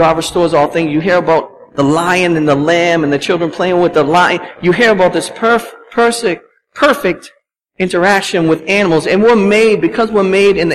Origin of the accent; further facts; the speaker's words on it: Boston, Massachusetts, United States; Growing up in Boston